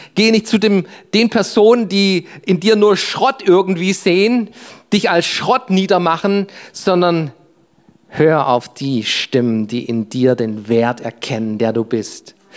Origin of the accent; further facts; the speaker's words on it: Germany; Ich bin Deutscher, das ist mein Reisepass, das ist meine Nationalität